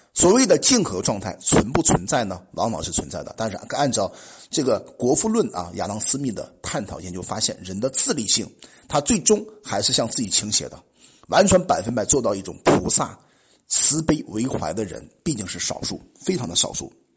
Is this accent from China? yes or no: yes; China; 我们作为中国人本土国人